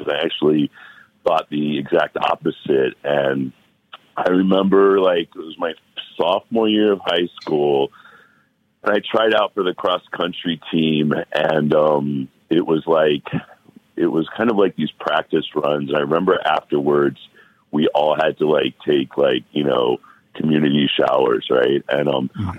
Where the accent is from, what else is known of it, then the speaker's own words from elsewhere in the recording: Cleveland, Ohio, United States; moved away; also born or lived in Miami; I'm from Cleveland, Ohio